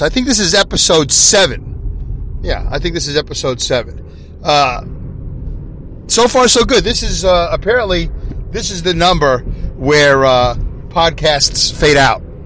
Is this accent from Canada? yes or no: no; New York City, New York, United States; accent: Brooklyn; my Brooklyn accent